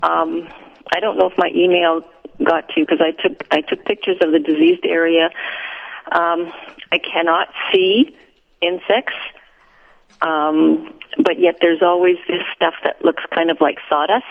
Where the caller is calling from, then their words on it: Winkler, Manitoba, Canada; From Winkler.